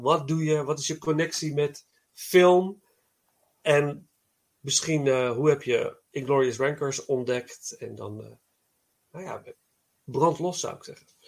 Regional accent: Nijmegen, Gelderland, Netherlands; moved away; ik kom uit Nijmegen oorspronkelijk

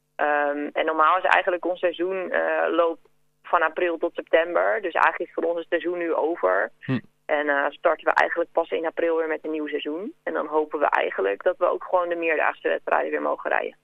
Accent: Kudelstaart, North Holland, Netherlands; moved away as an adult; now in Mill, Netherlands; uit Kudelstaart

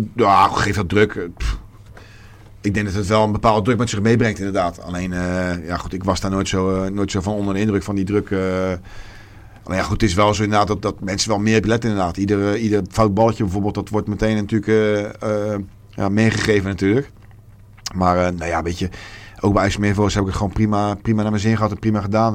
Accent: Rotterdam, South Holland, Netherlands; ik ben een Rotterdammer en ik zal daar ook nooit, eh, nooit weggaan.

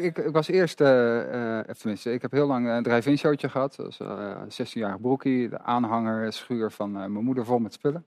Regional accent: Amersfoort, Utrecht, Netherlands; een stadsgenoot, ik ben ook Amersfoorter.

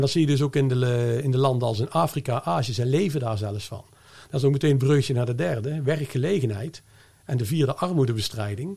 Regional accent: Netherlands; als Nederlander

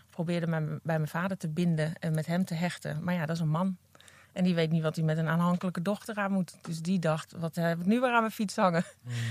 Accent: Apeldoorn, Gelderland, Netherlands; Apeldoorn. Ah, ja. ja. Daar ben ik geboren en eh, mijn moeder op dit moment woont nog steeds in het huis waar ik geboren ben.

